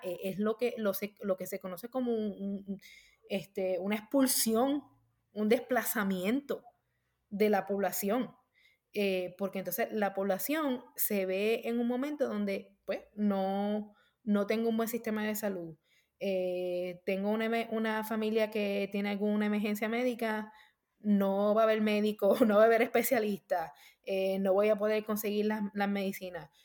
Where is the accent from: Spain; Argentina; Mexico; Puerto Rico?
Puerto Rico; moved away as an adult; now in United States; yo me crié en Puerto Rico